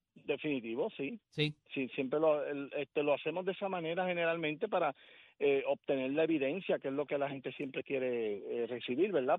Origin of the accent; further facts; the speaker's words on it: Puerto Rico; Puerto Rico, no solamente por ser parte de una de las puntas del Triángulo de las Bermudas, somos descendientes de la Atlántida, aquí hay mucho magnetismo